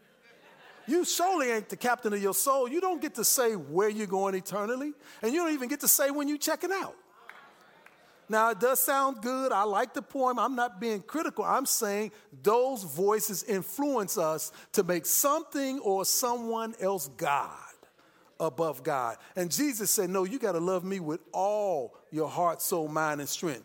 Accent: Chicago, Illinois, United States; moved away; I'm from Chicago

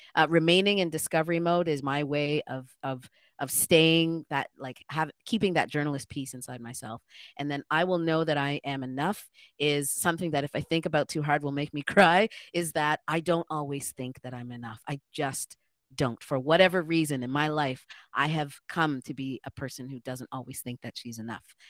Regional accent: Ghana; now in Toronto, Canada; I'm also Black, I'm an African, I'm a Ghanaian, I'm an immigrant

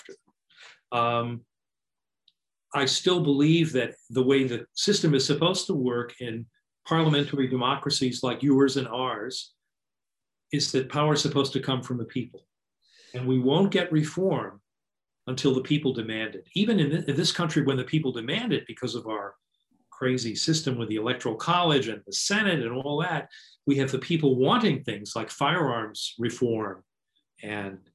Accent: United States; now in New York City, United States; I grew up in the hinterlands

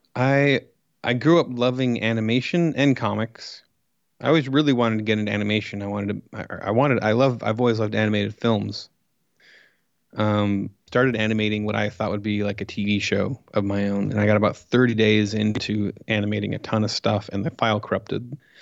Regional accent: Coos Bay, Oregon, United States; moved away as an adult; also born or lived in Portland area, Oregon; now in Los Angeles, United States; I'm from Coos Bay, which is a small town in Oregon

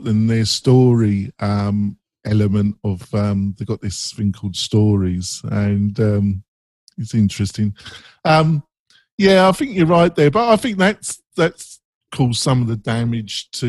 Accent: England, United Kingdom; I'm English, and I have friends in England

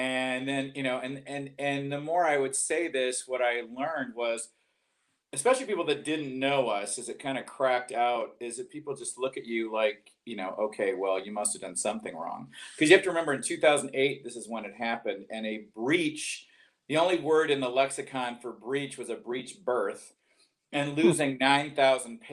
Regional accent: Detroit, Michigan, United States; moved away as an adult; also born or lived in Atlanta, Georgia; now in Georgia, United States; But I left in 83. I grew up in Detroit.

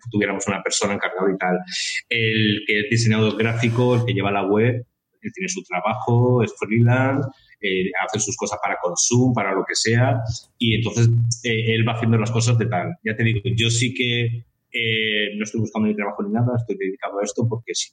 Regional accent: Valencia, Valencian Community, Spain

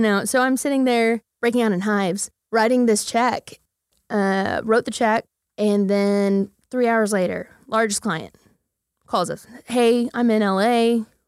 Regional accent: Midwest City, Oklahoma, United States; moved away as an adult; also born or lived in Dallas; born and raised Midwest City

